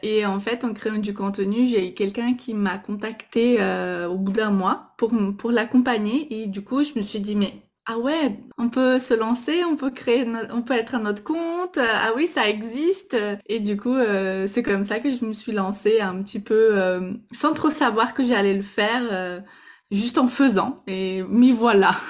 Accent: Brazil; French is a second language; now in France; je suis brésilienne, donc euh, vous allez sûrement entendre un petit accent

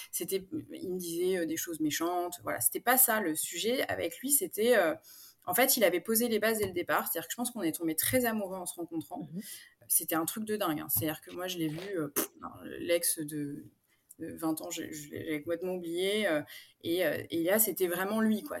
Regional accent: Paris, Île-de-France, France; moved away as an adult; now in Aix-en-Provence, France; moi, je suis parisienne d'origine. J'ai emménagé à Aix-en-Provence il y a bientôt deux ans.

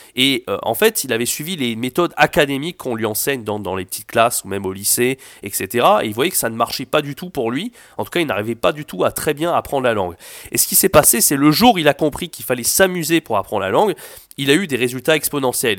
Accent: France; je suis français

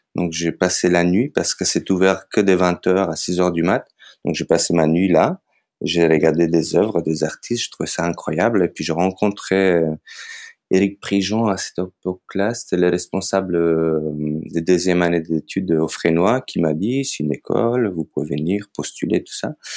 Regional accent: North Macedonia; French is a second language; moved away as an adult; also born or lived in Skopje; now in France; je viens de Macédoine

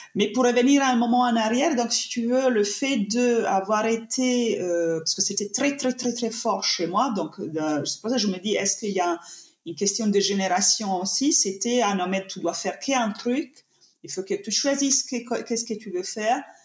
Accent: Italy; accent: Italian; French is a second language; now in France; je suis italienne, ça s'entend de mon accent, j'imagine

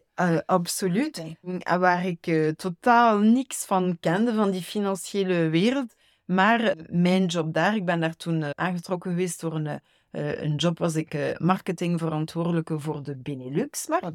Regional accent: Ghent, Flanders, Belgium; moved away as an adult; now in Versailles, France; ik ben in Gent grootgebracht

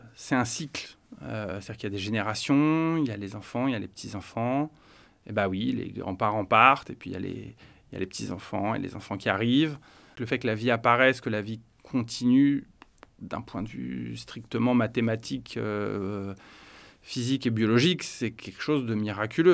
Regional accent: Paris, Île-de-France, France; je suis né à Paris, euh, dans une famille euh, catholique. Donc j'ai vécu et j'ai grandi avec une famille

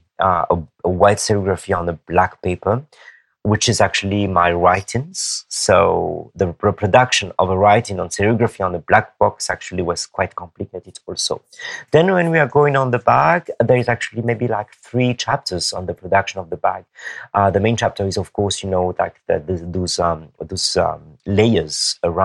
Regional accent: Madagascar; I'm from Madagascar, but and then my blood, actually, you know, it's Malagasy blood

